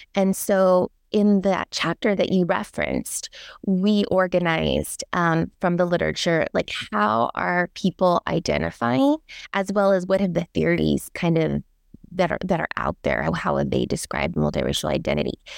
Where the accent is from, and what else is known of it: Daly City, California, United States; born or raised there; also born or lived in San Francisco